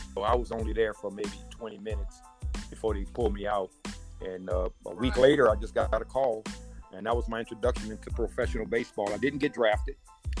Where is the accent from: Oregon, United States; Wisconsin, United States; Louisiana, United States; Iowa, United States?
Louisiana, United States; New Orleans; Well, you know, being in New Orleans at that time, like I told you, integration was bad.